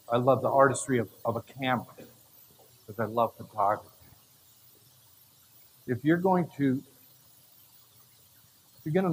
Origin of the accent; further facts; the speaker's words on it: Canada; I grew up in Canada in the bush.